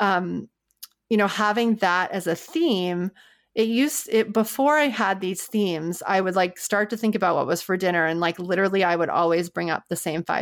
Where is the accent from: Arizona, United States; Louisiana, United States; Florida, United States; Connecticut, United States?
Louisiana, United States; New Orleans; moved away; I'm from New Orleans, and in New Orleans every Monday we had red beans and rice